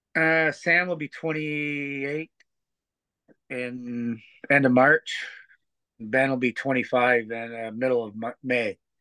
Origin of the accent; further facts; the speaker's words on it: Teeswater, Ontario, Canada; Craig Lindsay, who I grew up with in Teeswater